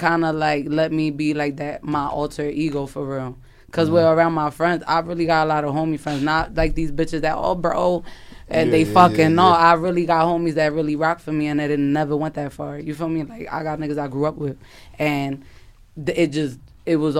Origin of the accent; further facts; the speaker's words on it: Philadelphia, Pennsylvania, United States; I'm born and raised in Philly